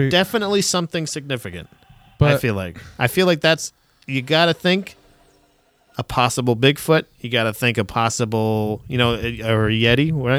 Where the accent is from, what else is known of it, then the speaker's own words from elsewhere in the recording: Florida, United States; I'm from Florida.